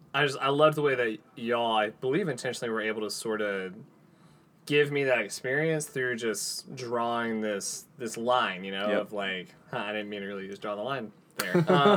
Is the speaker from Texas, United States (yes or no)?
yes; Andrews, Texas, United States; We grew up in Andrews, Texas. So out near Midland, Odessa area.